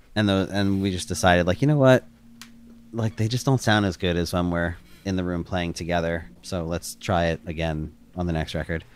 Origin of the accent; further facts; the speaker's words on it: outside of Philadelphia, Pennsylvania, United States; the mall I grew up going to outside of Philadelphia